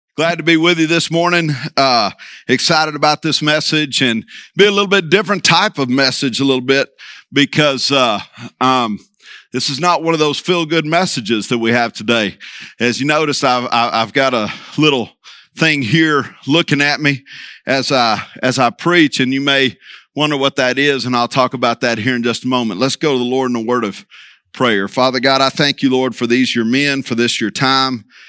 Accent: Vigo Park, Texas, United States; I'm from Vigo Park, actually seven miles from Vigo

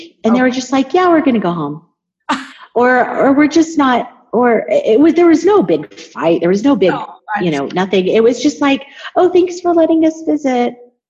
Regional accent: United States; moved away as an adult; now in Mexico; as an American

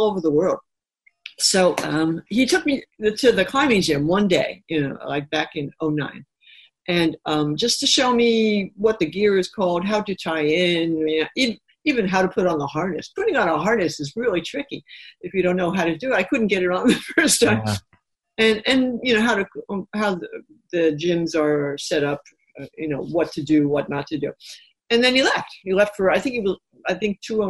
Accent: New York City, New York, United States; I grew up in New York City, so a lot of trees, a lot of lampposts, a lot of garage roofs, things like that.

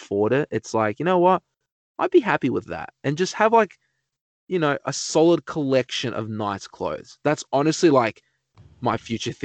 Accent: Australia; just an Australian dude

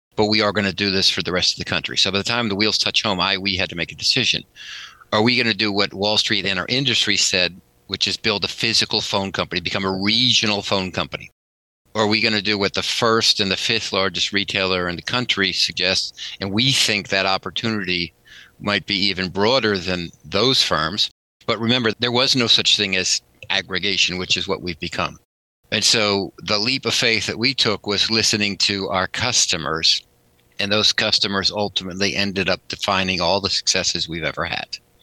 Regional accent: Northampton, Massachusetts, United States; also born or lived in Connecticut / Hingham, Massachusetts; now in Boston, United States; I grew up in Northampton, right? So, Western Mass.

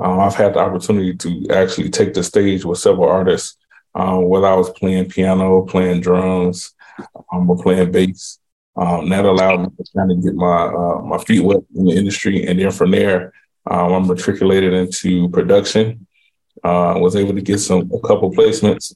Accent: Chicago, Illinois, United States; now in Miami, United States; based right now in Miami, originally from Chicago, Illinois

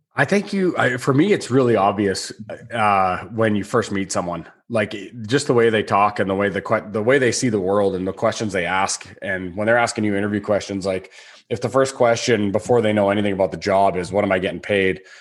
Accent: Canada

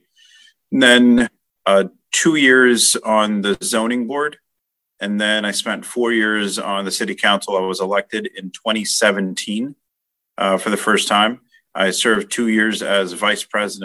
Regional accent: Edison, New Jersey, United States; I was born and raised in Edison my whole life.

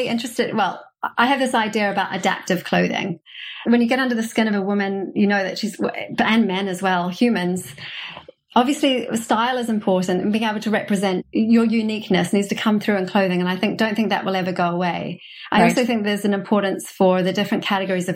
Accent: New Zealand; moved away as an adult; also born or lived in New York, United States; now in London, United Kingdom; I'm from New Zealand originally

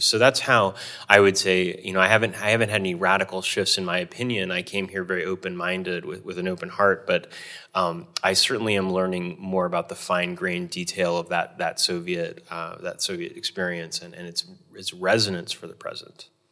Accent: Hawaii, United States; I grew up in Hawaii, uh, the, one of the most ethnically diverse states in the Union.

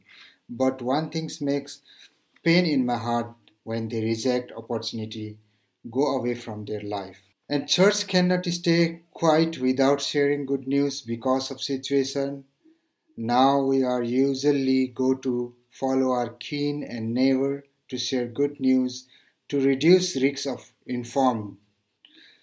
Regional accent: Nepal; from Nepal

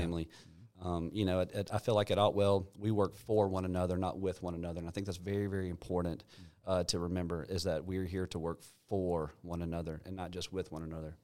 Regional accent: Alpharetta, Georgia, United States; I grew up in Alpharetta with my, with my dad around middle school timeframe

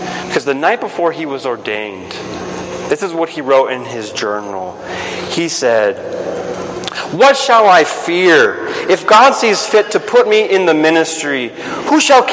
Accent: Guatemala; moved away; I grew up in Guatemala

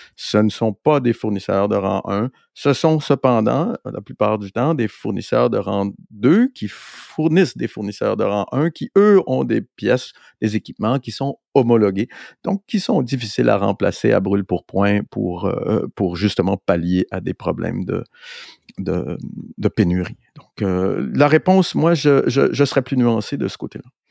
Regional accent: Montreal, Quebec, Canada; on est Montréalais ici

